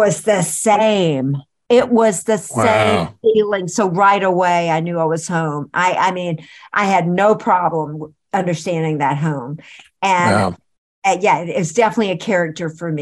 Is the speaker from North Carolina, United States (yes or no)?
yes; Wilmington, North Carolina, United States; moved away; also born or lived in Charlotte, North Carolina; I lived there for a few years before we moved to Wilmington, and then I grew up in Wilmington